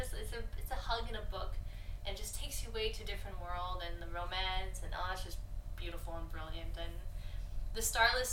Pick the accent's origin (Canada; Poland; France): Canada; we're Canadian